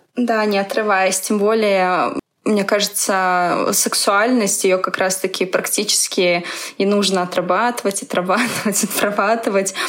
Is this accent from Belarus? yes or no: yes; Belarus; moved away as an adult; also born or lived in Minsk, Belarus; now in Moscow, Russia; Я тоже из Беларуси